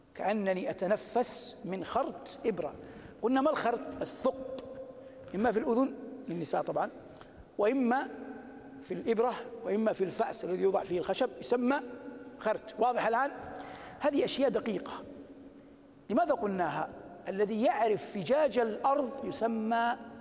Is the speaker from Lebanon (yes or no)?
no; Saudi Arabia; بلادنا المملكة العربية السعودية